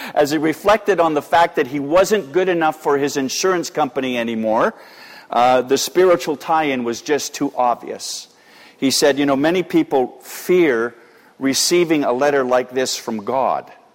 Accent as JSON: {"language": "English", "country": "Canada", "said": "we're quintessentially Canadian"}